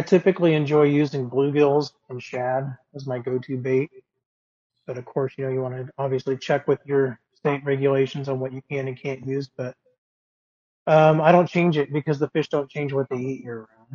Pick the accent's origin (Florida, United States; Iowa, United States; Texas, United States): Iowa, United States; Des Moines; I'm from the Des Moines, Iowa area